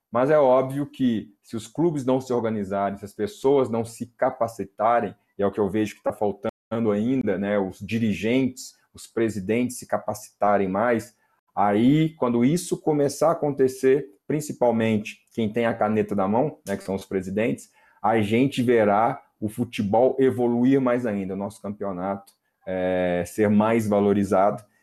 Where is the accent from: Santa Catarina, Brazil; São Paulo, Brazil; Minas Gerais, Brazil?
Minas Gerais, Brazil; Belo Horizonte; eu sou de Belo Horizonte